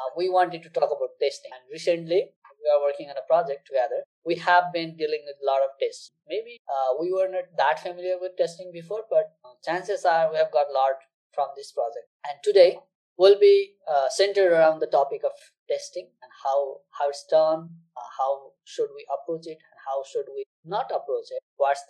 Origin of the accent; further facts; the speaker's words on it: Nepal; Bigyan is from Nepal, and so am